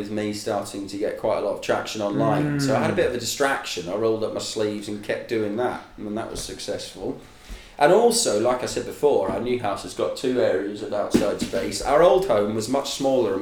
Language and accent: English; Edinburgh, Scotland, United Kingdom; also born or lived in Hastings, East Sussex, England; now in Shanghai, China; So we moved up to Scotland just before my 8th birthday. And then I spent my entire childhood in or near Edinburgh in Scotland.